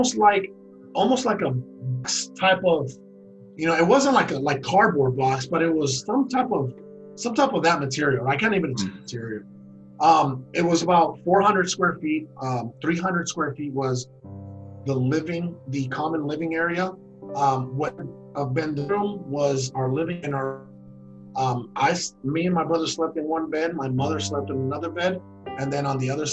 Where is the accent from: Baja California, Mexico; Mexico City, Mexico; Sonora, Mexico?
Sonora, Mexico; Guaymas; moved away; also born or lived in Hermosillo, Sonora, Mexico; I was born in Hermosillo, Sonora, Mexico. And then, mm-hmm. you know, like I said, 3 years old, she left him, that city, went to Guaymas, Sonora